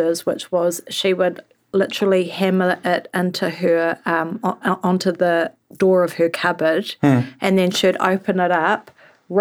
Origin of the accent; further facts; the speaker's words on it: Waiheke Island, Auckland, New Zealand; I grew up on Waiheke